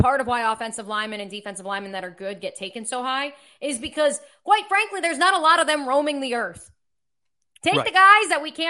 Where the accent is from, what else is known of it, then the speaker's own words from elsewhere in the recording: United States; I'm American.